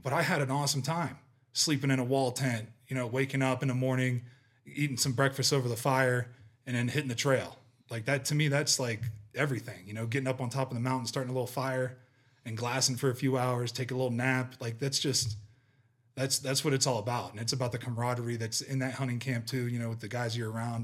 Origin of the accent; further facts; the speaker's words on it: Ohio, United States; moved away; I grew up with whitetail in Ohio